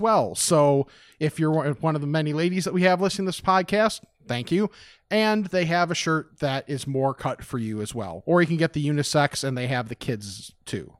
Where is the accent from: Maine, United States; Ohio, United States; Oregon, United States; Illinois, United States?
Illinois, United States; West Chicago; born or raised there